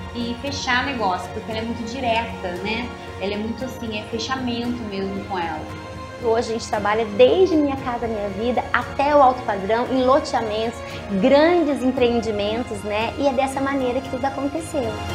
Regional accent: Aparecida, São Paulo, Brazil; eu sou de uma família bem simples, nascida na cidade de Aparecida do Norte

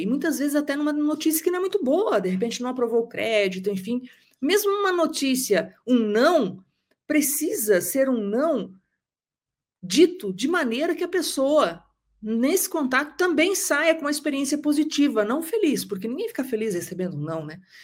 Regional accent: interior of Paraná, Brazil; now in Curitiba, Brazil; eu sou do interior do Paraná

